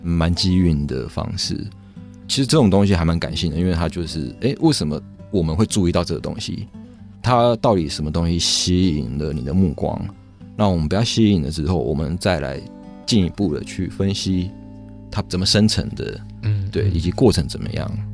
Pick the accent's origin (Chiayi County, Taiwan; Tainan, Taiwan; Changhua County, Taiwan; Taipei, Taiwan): Changhua County, Taiwan; Lukang; 我小时候是在鹿港长大